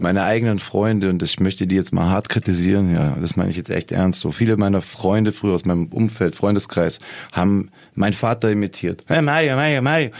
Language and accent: German; Lake Constance, Germany; ich bin am Bodensee aufgewachsen